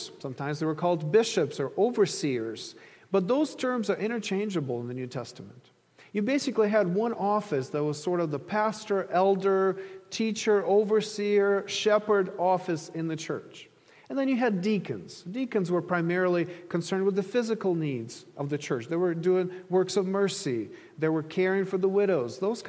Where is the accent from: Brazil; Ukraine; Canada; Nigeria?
Ukraine; moved away; I grew up in Ukraine